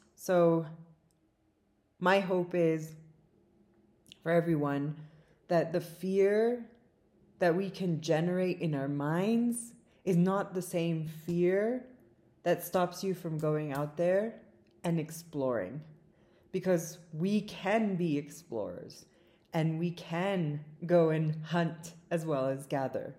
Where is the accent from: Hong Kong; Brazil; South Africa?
South Africa; now in California, United States; my native South Africa